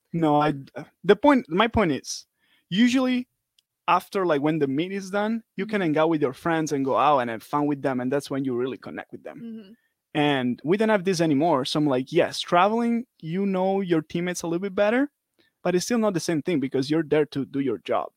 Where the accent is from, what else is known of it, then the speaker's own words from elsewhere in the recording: Italy; moved away as an adult; now in United States; I'm from Italy